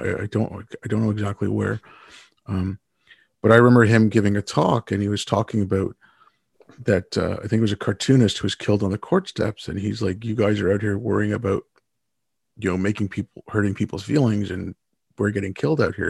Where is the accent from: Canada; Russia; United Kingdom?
Canada; also born or lived in India; my family moved to Canada when I was six. We moved here from India